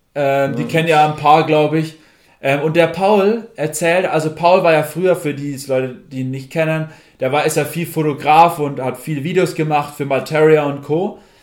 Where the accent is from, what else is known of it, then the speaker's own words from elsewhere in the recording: Germany; wir vor allem als Deutsche